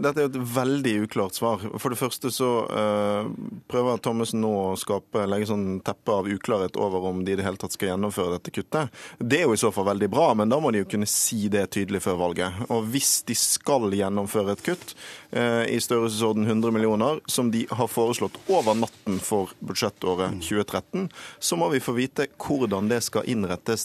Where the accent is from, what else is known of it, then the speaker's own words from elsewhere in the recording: Bergen, Vestland, Norway; min hjemby Bergen